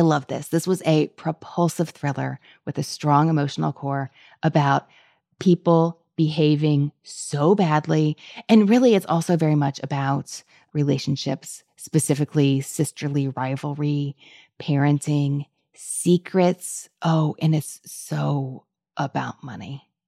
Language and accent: English; Kentucky, United States; also born or lived in Louisville; I'm from Kentucky, but I live in Louisville.